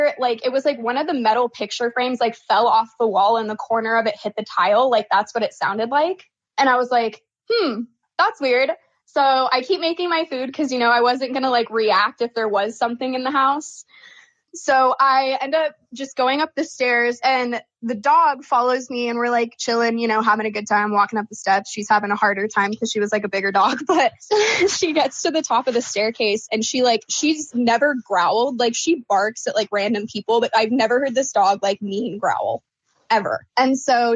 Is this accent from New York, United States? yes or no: no; Oregon, United States; moved away as an adult; now in Phoenix, United States; I was born and raised in Oregon.